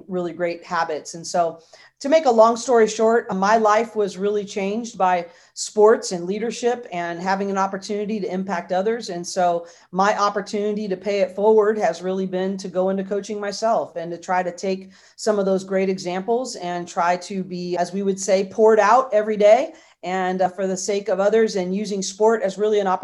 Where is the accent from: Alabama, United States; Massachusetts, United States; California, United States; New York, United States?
California, United States; Bay Area; I grew up in the Bay Area